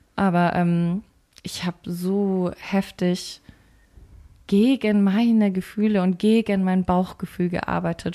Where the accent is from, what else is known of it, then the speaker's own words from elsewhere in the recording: Bavaria, Germany; ich komme aus Bayern